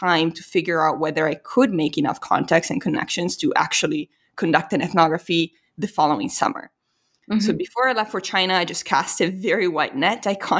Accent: Italy; English is a second language; and then immediately it was like, yeah, you know, I'm from Italy.

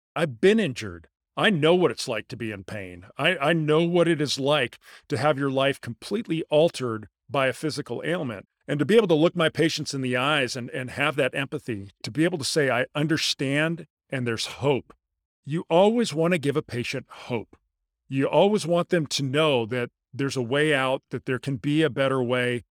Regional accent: La Jolla, California, United States; moved away as an adult; also born or lived in Houston, Texas; I grew up in La Jolla, California. It's a small suburb of San Diego

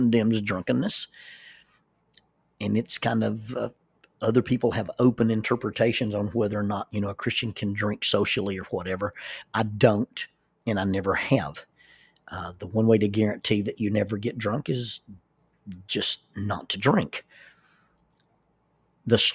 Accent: Oxford, Alabama, United States; I grew up in Oxford, Alabama

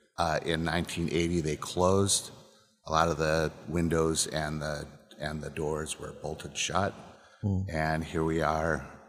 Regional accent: Peru, Illinois, United States; also born or lived in Chicago; I grew up in Peru, Illinois. I would move to Chicago, and I am back here with the distillery in the historic Westclax building.

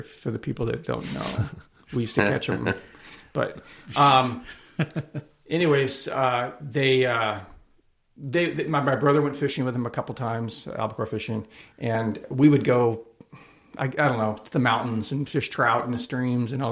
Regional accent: Buena Park, California, United States; also born or lived in La Palma, California; I grew up in Buena Park, but I lived in La Palma, went through my teenage years

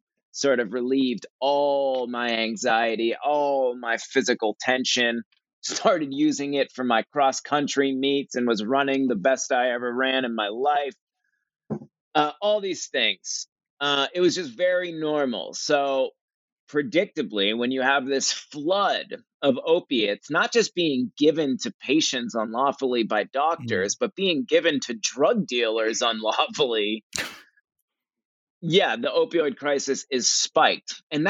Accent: Cape Cod, Massachusetts, United States; I grew up in Cape Cod. It's a beautiful, beautiful beach town in Massachusetts.

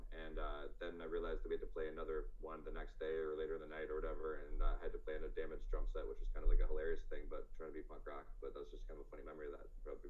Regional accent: Fairport, New York, United States; also born or lived in Aiken, South Carolina; now in Rochester, United States; I was born in Aiken, South Carolina. And from there, moved up to the New Jersey, New York City area until about third grade. From there, moved out to Fairport

